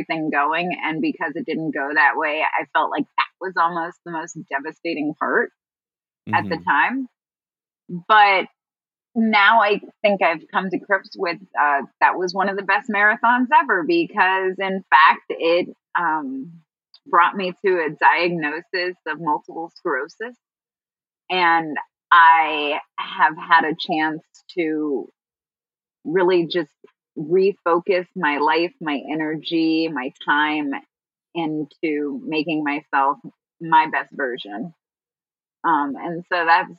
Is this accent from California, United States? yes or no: no; Chicago, Illinois, United States; my hometown of Chicago